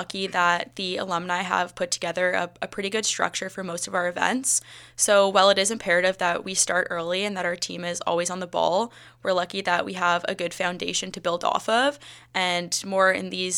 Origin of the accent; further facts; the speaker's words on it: Whitby, Ontario, Canada; I'm from Whippy, Ontario